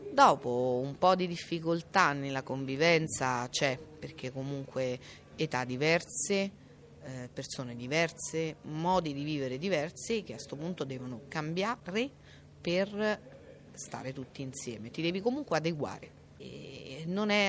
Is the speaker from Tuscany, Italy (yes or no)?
no; Accumoli, Lazio, Italy; in questo momento siamo a San Benedetto del Tronto, io sono di Accumoli